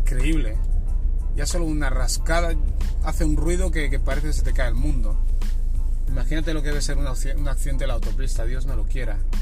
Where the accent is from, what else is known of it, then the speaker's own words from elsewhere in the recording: Barcelona, Catalonia, Spain; moved away as an adult; now in Terrassa, Spain; yo me he ido a vivir a, otra ciudad que no es mi casa, en Terrassa, yo soy de Barcelona